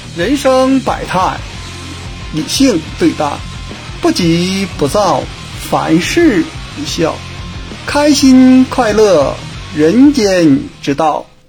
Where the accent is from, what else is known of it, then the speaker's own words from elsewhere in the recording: Northeast China, China; 我们这儿好像很少，就咱们东北这边